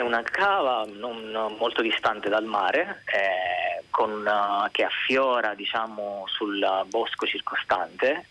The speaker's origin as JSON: {"language": "Italian", "region": "Sicily", "country": "Italy", "said": "essendo siciliano"}